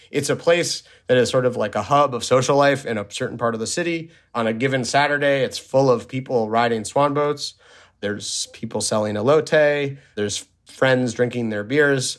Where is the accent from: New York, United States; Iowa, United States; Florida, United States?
New York, United States; New York City; also born or lived in Washington, D.C.; now in Los Angeles, United States; I grew up in New York City.